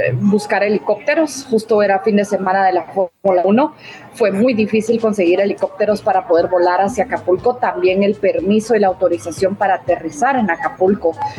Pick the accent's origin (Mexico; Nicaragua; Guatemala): Guatemala; moved away; yo, por ejemplo, soy de Guatemala